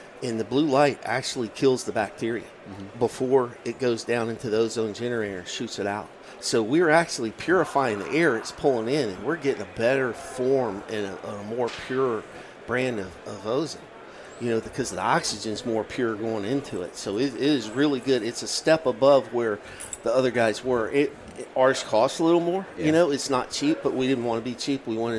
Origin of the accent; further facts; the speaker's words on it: Virginia, United States; And actually, it comes from my home state of Virginia.